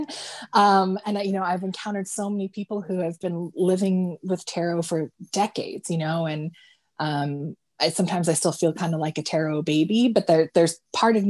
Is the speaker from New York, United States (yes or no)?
no; California, United States; moved away as an adult; now in Washington, United States; I grew up in California and I moved to Washington, and after a few years of living here